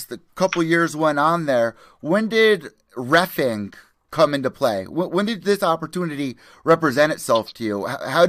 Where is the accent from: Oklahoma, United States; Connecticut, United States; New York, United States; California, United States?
Connecticut, United States; New Haven; I'm from New Haven.